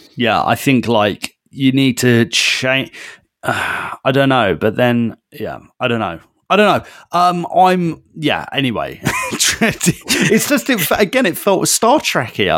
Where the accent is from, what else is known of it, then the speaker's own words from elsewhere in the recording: United Kingdom; we're British